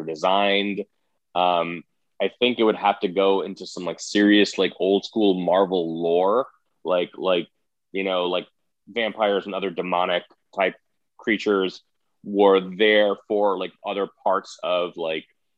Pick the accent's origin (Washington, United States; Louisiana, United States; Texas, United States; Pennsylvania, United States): Texas, United States; Sugar Land; Sugarland is like where I grew up in Texas, which is a little town outside of Houston